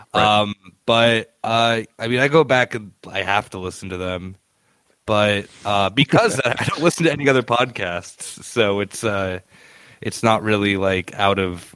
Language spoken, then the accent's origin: English; Arizona, United States; now in Berlin, Germany; I'm from Arizona